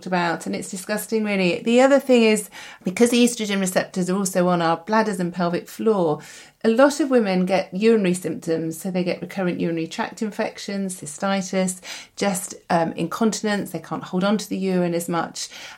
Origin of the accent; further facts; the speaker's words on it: United Kingdom; We're British